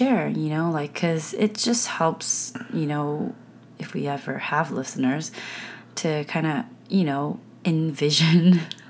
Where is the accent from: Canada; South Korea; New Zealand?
South Korea; also born or lived in United States; And so I grew up in the States a little bit, and then I grew up in Korea. And so I'm a mixture of, you know, I'm a hodgepodge of things.